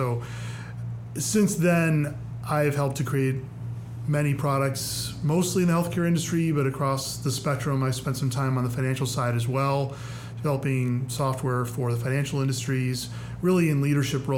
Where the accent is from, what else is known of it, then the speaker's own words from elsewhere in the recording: Chicago, Illinois, United States; moved away as an adult; also born or lived in St. Charles, Illinois; now in Springfield, United States; I've been a Midwesterner my whole life, so I grew up in the Chicagoland suburbs